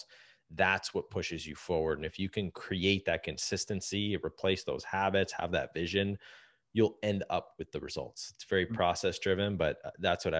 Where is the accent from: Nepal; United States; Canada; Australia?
Canada; as a Canadian